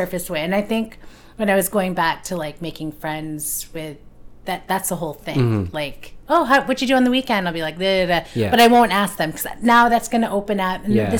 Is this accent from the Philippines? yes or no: yes; Philippines; So I can see there's some extrovert, maybe just being Filipino too. Like I find like my family's very like outgoing.